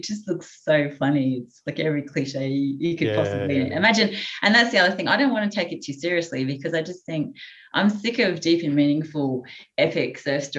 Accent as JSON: {"language": "English", "region": "central Queensland", "country": "Australia", "tie": "born or raised there", "moved": "yes", "said": "I grew up in central Queensland, so I'm not from the Northern Beaches."}